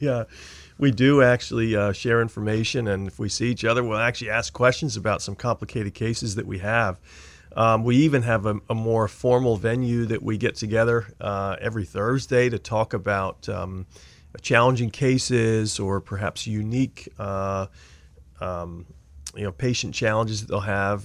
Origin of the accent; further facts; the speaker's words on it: Pennsylvania, United States; now in Maine, United States; I grew up in Pennsylvania, so I'm a big, uh, Philadelphia sports fan